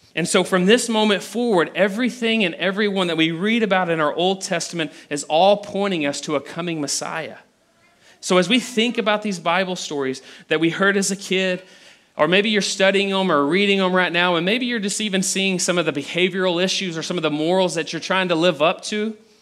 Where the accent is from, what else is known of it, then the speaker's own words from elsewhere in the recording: Abilene, Texas, United States; I'm from the Abilene area. This is where I was born. This is where I was raised